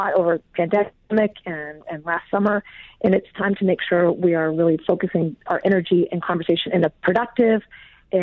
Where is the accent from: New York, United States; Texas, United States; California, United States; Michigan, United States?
Texas, United States; Dallas; now in Seattle, United States; grew up in Dallas, Texas